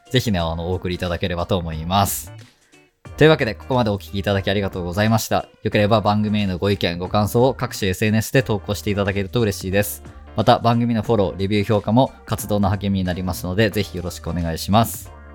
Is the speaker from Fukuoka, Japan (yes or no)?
yes; Fukuoka, Japan; moved away as an adult; now in Ibaraki, Japan; 地元が福岡だからね